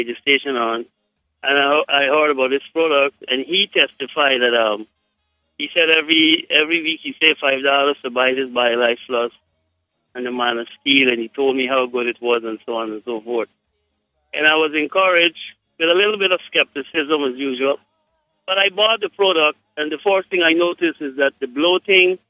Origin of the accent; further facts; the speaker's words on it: Guyana; I am from Guyana